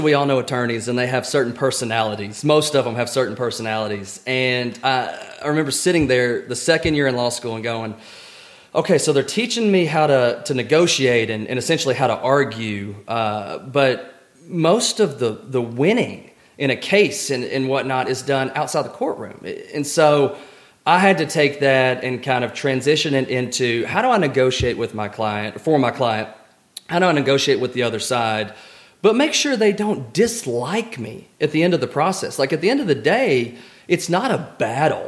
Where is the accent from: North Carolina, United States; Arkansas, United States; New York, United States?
Arkansas, United States; Little Rock; moved away as an adult; also born or lived in Memphis, Tennessee; now in Fayetteville, United States; So I grew up in Central Arkansas. We lived in Little Rock.